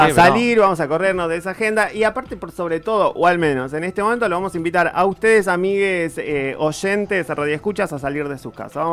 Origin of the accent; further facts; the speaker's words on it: Patagonia, Argentina; Mis sadres mm. son de Junín, provincia de Buenos Aires, y yo soy de la Patagonia.